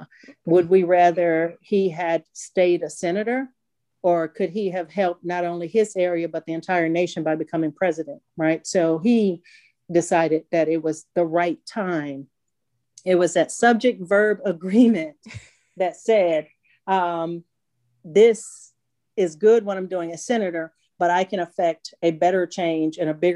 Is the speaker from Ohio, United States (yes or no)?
no; Vicksburg, Mississippi, United States; And so Vicksburg is my hometown.